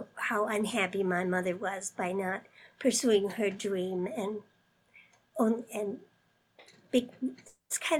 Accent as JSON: {"language": "English", "town": "Appleton", "region": "Wisconsin", "country": "United States", "tie": "born or raised there", "lives_now": "Madison, United States", "said": "I was born in Appleton, Wisconsin in 1947"}